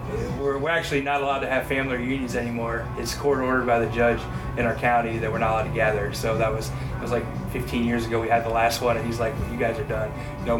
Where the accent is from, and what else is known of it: Pennsylvania, United States; born or raised there; moved away